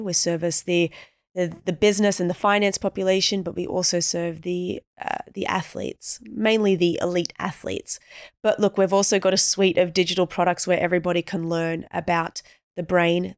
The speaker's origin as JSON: {"language": "English", "country": "Australia", "tie": "born or raised there", "said": "born and raised in Australia, so we're natural swimmers."}